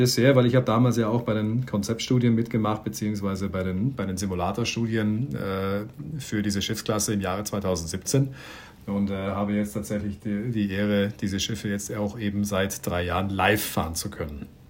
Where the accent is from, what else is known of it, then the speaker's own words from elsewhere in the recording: Bregenz, Vorarlberg, Austria; geboren und aufgewachsen in Bregenz am Bodensee